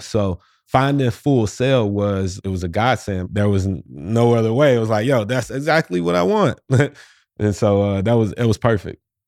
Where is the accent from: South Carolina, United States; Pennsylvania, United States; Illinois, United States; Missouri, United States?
Missouri, United States; St. Louis; moved away as an adult; also born or lived in New York City / Orlando; I'm in my hometown of Saint Louis, Missouri right now